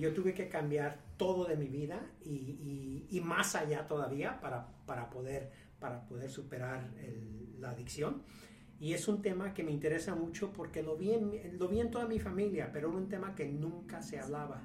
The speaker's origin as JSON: {"language": "Spanish", "country": "Mexico", "said": "yo soy mexicano, empresario, con varios negocios en México"}